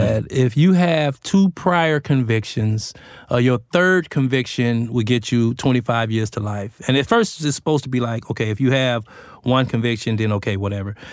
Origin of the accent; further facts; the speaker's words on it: Los Angeles, California, United States; moved away as an adult; my hometown, which is Los Angeles